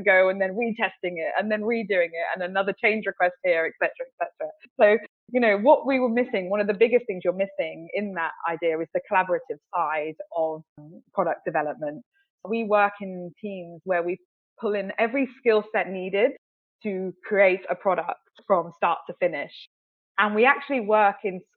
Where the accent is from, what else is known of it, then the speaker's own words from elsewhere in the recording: the West Country, near Bath, South West England, United Kingdom; moved away as an adult; now in London, United Kingdom; I grew up in the West Country, down near Bath, very idyllic, very beautiful